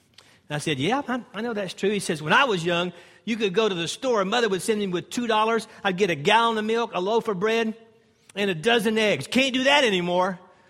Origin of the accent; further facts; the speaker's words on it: Greenville, South Carolina, United States; This is about my fourth time to be here, and I'm from Greenville, South Carolina, and an instructor with Walk Through the Bible.